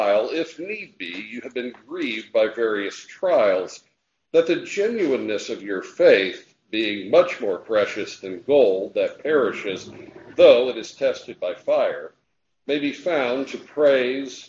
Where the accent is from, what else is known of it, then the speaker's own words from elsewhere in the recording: United States; when I was growing up in Jackson County